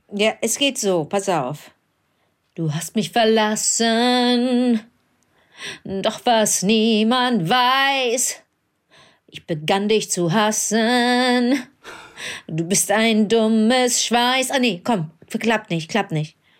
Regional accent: Cologne, North Rhine-Westphalia, Germany; also born or lived in Berlin; in Köln, in meiner Heimatstadt

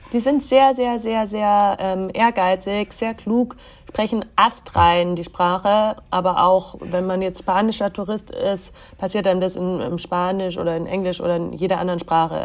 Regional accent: Bavaria, Germany; moved away; also born or lived in Egypt; ich bin ja auch also in Bayern groß geworden

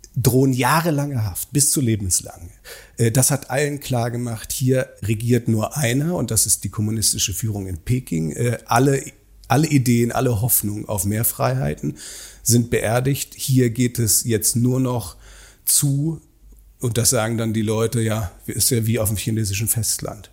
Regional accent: Germany; moved away as an adult; now in Beijing, China; als Deutscher, sozusagen als Mensch, der in Deutschland sozialisiert ist

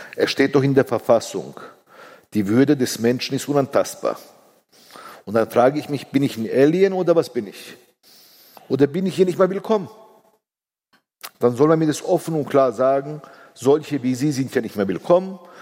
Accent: Bavaria, Germany; Ich bin vierundsiebzig in Bayern geboren. Meine Kinder sind hier geboren

